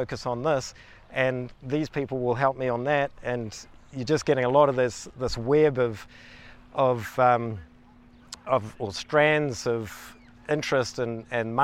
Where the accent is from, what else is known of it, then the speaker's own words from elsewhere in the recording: Kawakawa, Northland, New Zealand; now in Wānaka, New Zealand; I grew up in the Bay of Islands in Northland, was born in a little town called Kawakawa